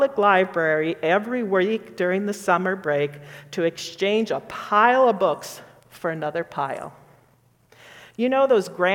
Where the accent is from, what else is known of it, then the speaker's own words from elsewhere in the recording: northern Minnesota, United States; my childhood home in northern Minnesota